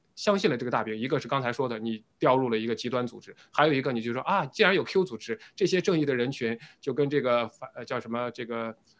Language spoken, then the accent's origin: Chinese; China; 我们中国人